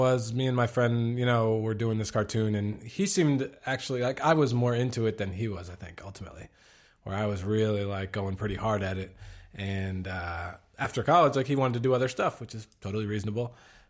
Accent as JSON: {"language": "English", "region": "Pennsylvania", "country": "United States", "also_born_or_lived": "New Jersey", "said": "I am from Pennsylvania."}